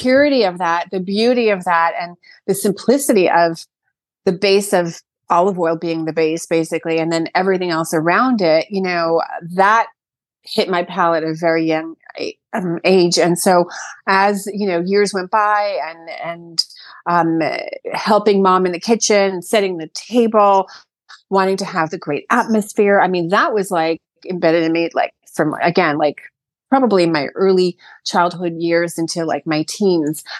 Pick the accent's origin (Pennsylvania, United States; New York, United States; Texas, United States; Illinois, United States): New York, United States; Brooklyn; moved away as an adult; now in Sag Harbor, United States; I, born and raised in Brooklyn